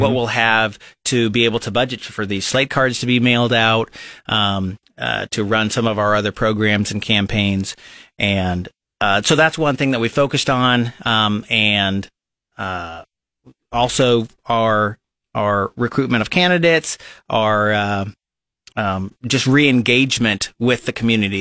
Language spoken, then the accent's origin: English; Lincoln, Nebraska, United States; I was born and raised here in Lincoln, Nebraska